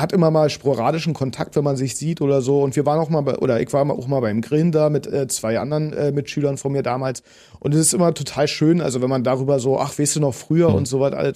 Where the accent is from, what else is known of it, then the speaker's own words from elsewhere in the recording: Potsdam, Brandenburg, Germany; accent: Berlinern; ich komme aus Potsdam, das sage ich schon seitdem ich äh, geboren bin. Meine Mutter hat auch nicht anders geredet